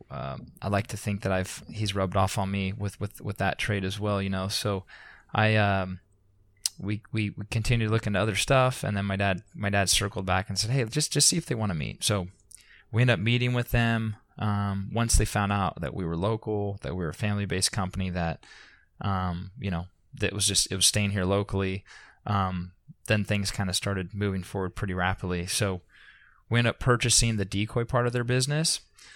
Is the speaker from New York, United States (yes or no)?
no; Concord, California, United States; I grew up in Concord, which, like I said, is about an hour and a half